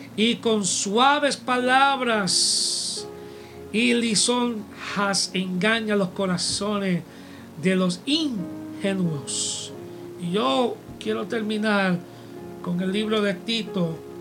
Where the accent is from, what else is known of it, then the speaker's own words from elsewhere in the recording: United States; este americano aquí